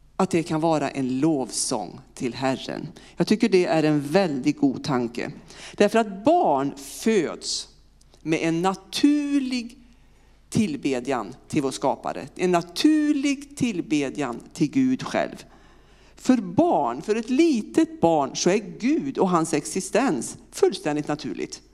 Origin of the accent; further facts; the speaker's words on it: Vinninga, Västra Götaland, Sweden; accent: västgöte; moved away as an adult; also born or lived in Partille / Uppsala; now in Örkelljunga, Sweden; jag är född och uppvuxen eh, strax utanför Lidköping på ett en liten, ja, samhälle som heter Vinninga.